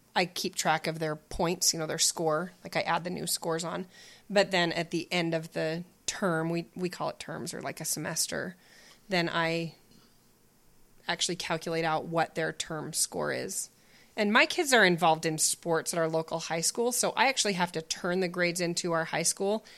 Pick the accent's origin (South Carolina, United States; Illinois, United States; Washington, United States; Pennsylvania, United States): Washington, United States; Spokane; We grew up in Spokane, Washington.